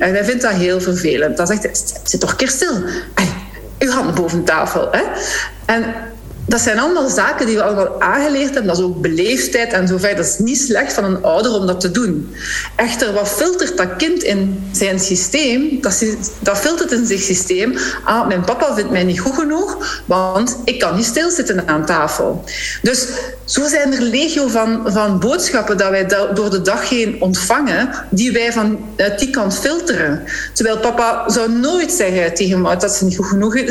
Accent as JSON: {"language": "Dutch", "region": "Flanders", "country": "Belgium"}